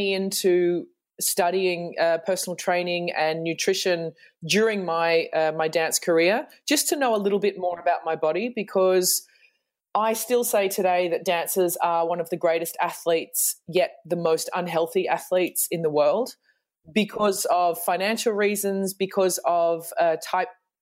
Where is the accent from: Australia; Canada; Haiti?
Australia; moved away as an adult; now in Germany; I'm an Australian who moved to Germany, oh God, almost 16